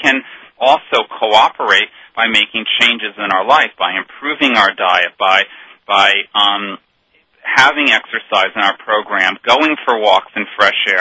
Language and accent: English; Northeast, United States; now in Ashland, United States; I'm actually from the Northeast